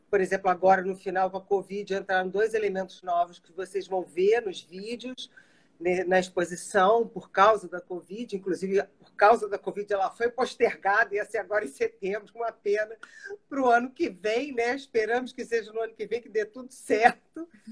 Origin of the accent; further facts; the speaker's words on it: Brazil; eu sou brasileira e alemã, eu me considero assim um microcosmo da população brasileira